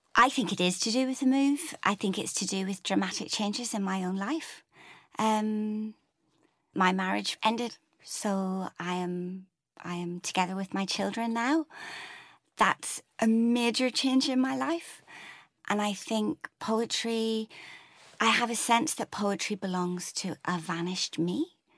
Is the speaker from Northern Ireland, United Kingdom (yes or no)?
yes; Northern Ireland, United Kingdom; moved away as an adult; also born or lived in Newcastle; now in England; I had my whole kinda Irish grandparents on the Falls Road in Belfast